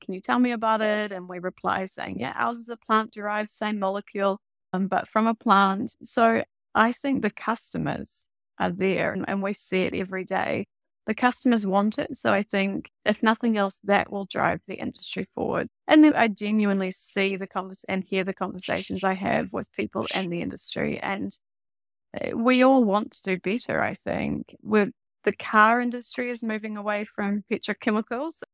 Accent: New Zealand; also born or lived in Amsterdam, Netherlands; me being a New Zealander, starting the business in Amsterdam

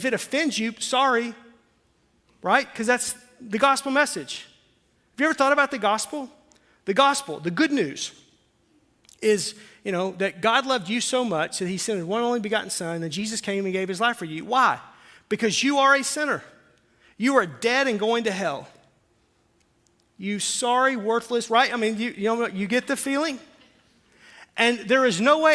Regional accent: Arkansas, United States; I'm from Arkansas

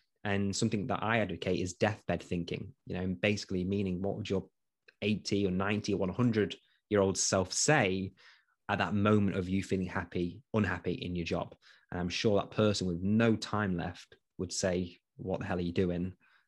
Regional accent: East Midlands, United Kingdom; I am from Nottinghamshire, so actually from Nottinghamshire Police.

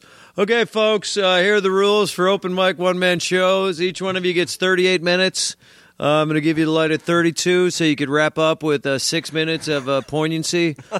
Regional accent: Midwest, United States; I'm a Midwesterner, too, and I suppose there is sort of a deep accent, not amongst the city folk here

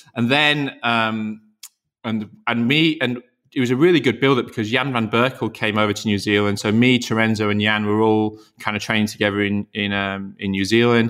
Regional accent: Yorkshire and the Humber, United Kingdom; moved away; I'm from Yorkshire, and, um, so me and Alistair grew up in the very similar area.

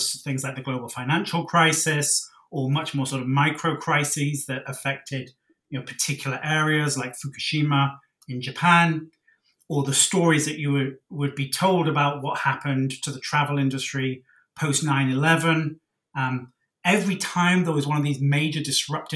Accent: Cornwall, South West England, United Kingdom; moved away as an adult; also born or lived in Oxford; now in Singapore; I'm from Cornwall in the UK, which is right down at the southwest

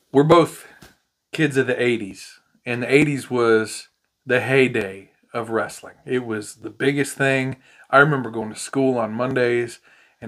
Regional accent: Montana, United States; now in Arkansas, United States; I grew up saying it in Montana

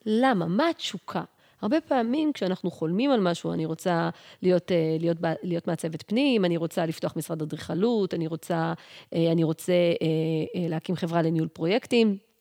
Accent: Yehud, Central District, Israel; moved away as an adult; now in Pardes Hanna, Israel; אני עברתי מ, מהבית שלי, מעיר מולדתי, מיהוד, לגור בפרדס חנה

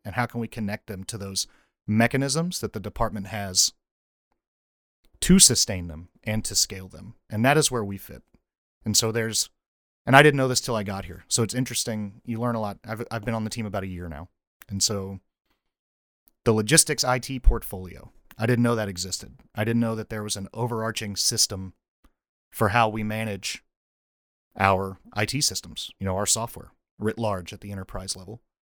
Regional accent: North Carolina, United States; moved away as an adult; So I grew up in North Carolina, went to North Carolina State University.

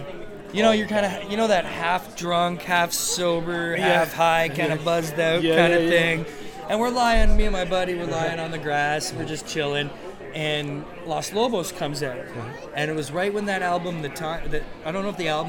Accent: Mississauga, Ontario, Canada; Mississauga Comic Expo, I'm so proud that that's my hometown show

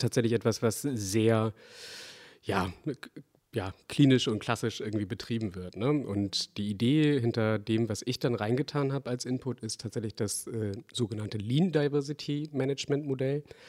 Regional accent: Bremen, Germany; ich komme ja aus Bremen

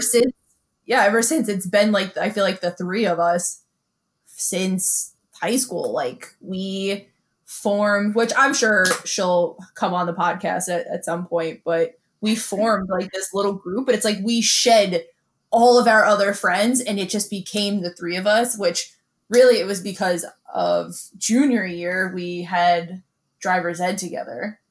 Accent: New York City, New York, United States; moved away; I grew up in Bensonhurst

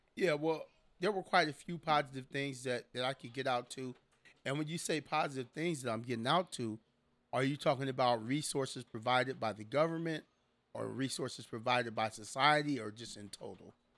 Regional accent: San Diego, California, United States; I was born and raised in San Diego, California

